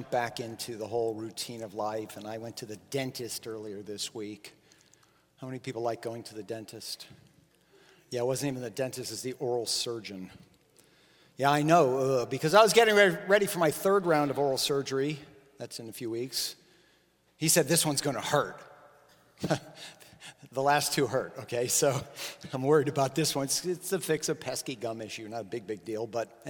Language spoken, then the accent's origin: English; Miami, Florida, United States; I grew up in Miami